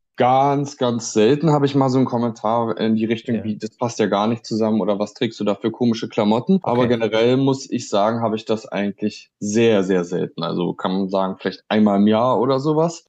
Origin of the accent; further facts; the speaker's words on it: Berlin, Germany; komme ich auch aus Berlin